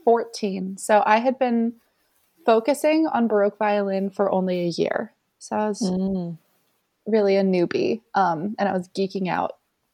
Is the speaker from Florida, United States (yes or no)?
yes; Jacksonville, Florida, United States; now in The Hague, Netherlands; I'm a violinist from Jacksonville, Florida, now living in The Hague.